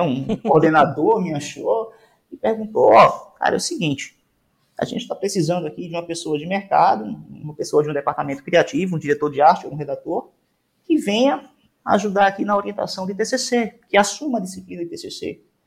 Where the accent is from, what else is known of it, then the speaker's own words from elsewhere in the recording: Recife, Pernambuco, Brazil; moved away; sou recifense, gente. Ah, então, sou nordestino